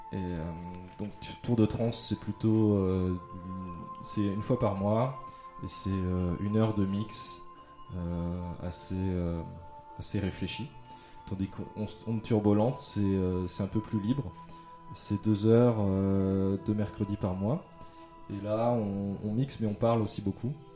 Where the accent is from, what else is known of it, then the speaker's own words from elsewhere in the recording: Yvelines, Île-de-France, France; also born or lived in Mantes-la-Jolie / Italy; now in Paris, France; Je suis né à Mantes-la-Jolie. c'est dans les Yvelines. Après j'ai grandi donc dans les Yvelines. Euh, dans le nord de la France, en Italie, et après je suis retourné un peu dans les Yvelines